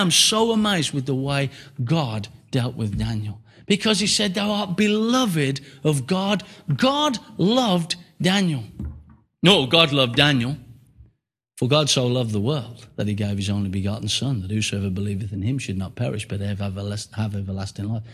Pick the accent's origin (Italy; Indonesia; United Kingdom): United Kingdom